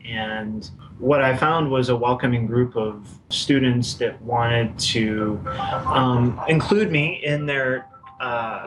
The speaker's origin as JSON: {"language": "English", "region": "Iowa", "country": "United States", "tie": "born or raised there", "moved": "as an adult", "lives_now": "Alexandria, Virginia, United States", "said": "I was born and raised in Iowa"}